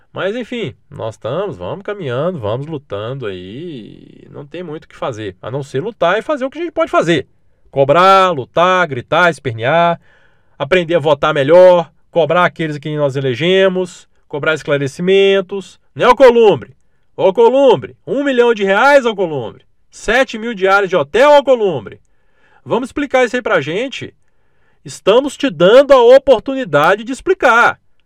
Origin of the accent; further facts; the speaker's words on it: Minas Gerais, Brazil; olha que eu nem sou do Rio, né? Eu sou de Minas